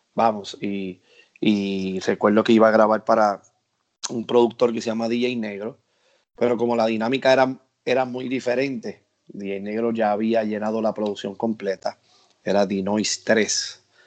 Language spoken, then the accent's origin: Spanish; Puerto Rico; en mi país, en Puerto Rico